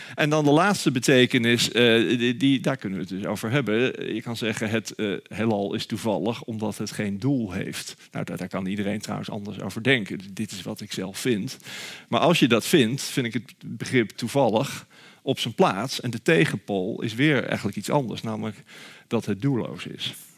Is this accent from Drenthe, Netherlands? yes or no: no; Nijmegen, Gelderland, Netherlands; waar ik dan vandaan kom. Toen zei ik Nijmegen